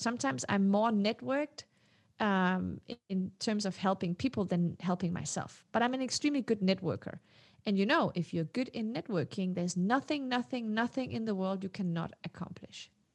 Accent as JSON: {"language": "English", "country": "Denmark", "tie": "born or raised there", "also_born_or_lived": "Morocco", "second_language": "English", "said": "I was not born in Denmark. I was born in Morocco. So I got my citizenship when I was four. So, you know, I grew up understanding that I was not part of the elite"}